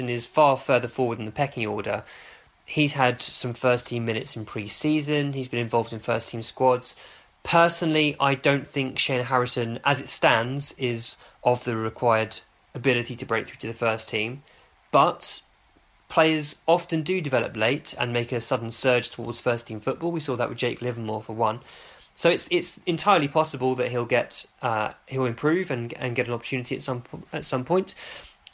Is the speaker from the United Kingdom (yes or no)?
yes; Hemel Hempstead, East of England, United Kingdom; Hemel Hempstead, my hometown club